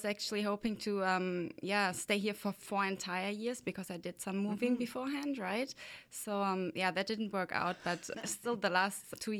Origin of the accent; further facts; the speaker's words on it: Germany; English is a second language; moved away as an adult; also born or lived in Belgium / Switzerland; now in Canada; I'm originally from Germany, though, but I moved to Belgium to study psychology.